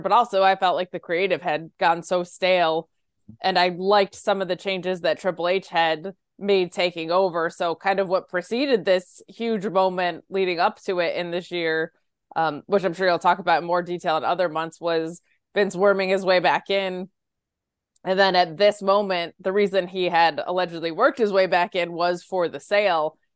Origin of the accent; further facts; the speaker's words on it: Binghamton, New York, United States; moved away as an adult; it's in my hometown, actually, where I grew up.